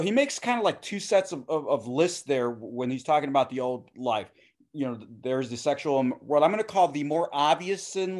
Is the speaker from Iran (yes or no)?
no; Puerto Rico; also born or lived in United States; My being an American, Puerto Rican, man